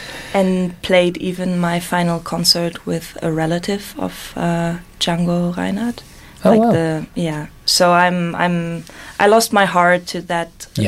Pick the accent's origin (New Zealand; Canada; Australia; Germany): Germany; a small town near Bonn or Cologne, North Rhine-Westphalia; moved away as an adult; also born or lived in Netherlands; I am from Germany, from a very small town close to Bonn or Cologne. And since I left that town, I've been around. Like, I studied in the Netherlands for 6 years.